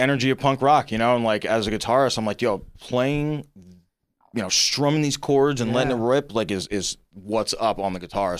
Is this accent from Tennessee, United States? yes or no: no; New Jersey, United States; we're from South Jersey.